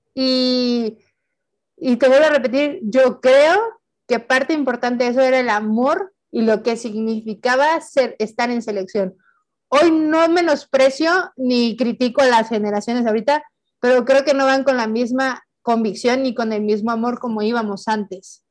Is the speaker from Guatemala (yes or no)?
no; Tehuacán, Puebla, Mexico; moved away as an adult; Tehuacán eh, en ese tiempo, pues era yo le digo mi pueblito bicicletero, ahorita ya es mi ciudad bicicletera